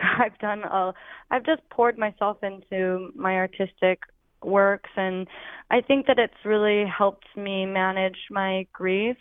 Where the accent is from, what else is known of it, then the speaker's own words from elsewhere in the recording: Oregon, United States; now in Philadelphia, United States; I'm from Oregon originally